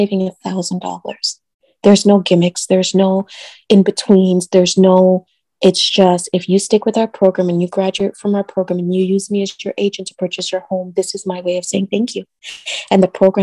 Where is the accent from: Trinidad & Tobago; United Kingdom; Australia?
Trinidad & Tobago; now in Orlando, United States; I'm Trinidadian.